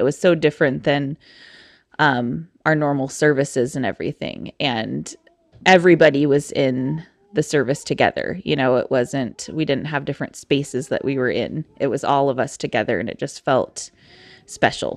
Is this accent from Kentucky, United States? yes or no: no; Eastern Oregon, United States; I'm from Eastern Oregon